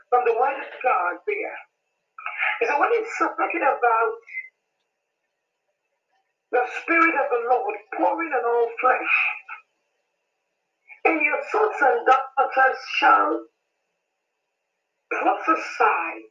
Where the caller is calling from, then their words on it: Nigeria; I am calling and uh, I am speaking from Nigeria.